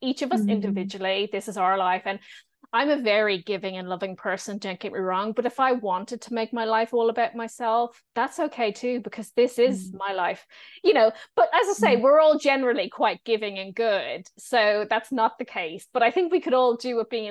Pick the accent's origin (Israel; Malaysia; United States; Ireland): Ireland; moved away; also born or lived in Edinburgh; I grew up in Ireland as a non-drinker.